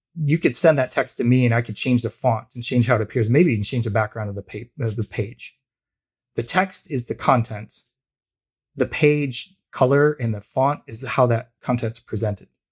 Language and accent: English; United States; also born or lived in Canada; now in Toronto, Canada; I'm an American, I live in Canada